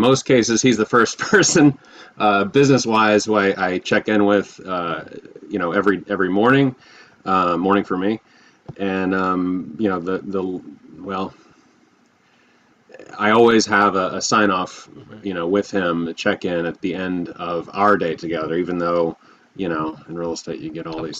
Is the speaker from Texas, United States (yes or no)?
yes; Texas, United States; also born or lived in Hilton Head Bluffton area, South Carolina; now in Bluffton, United States; I grew up in Texas. I currently live in the Hilton Head Bluffton area of South Carolina